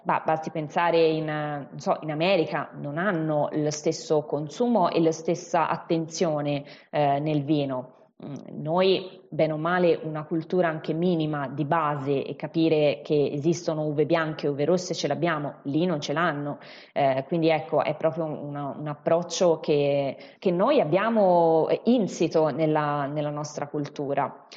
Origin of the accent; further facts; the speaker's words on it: Siena, Tuscany, Italy; accent: Tuscan; also born or lived in Chianti Classico; si sentirà poi magari più avanti dal, dall'accento, io sono toscana, in particolare sono di Siena